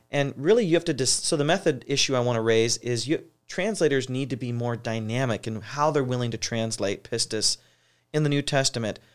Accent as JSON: {"language": "English", "town": "Ashland", "region": "Ohio", "country": "United States", "tie": "born or raised there", "also_born_or_lived": "Boston area", "moved": "as an adult", "lives_now": "Portland, United States", "said": "I grew up in Ohio, so I'm a Buckeye, uh, born and raised."}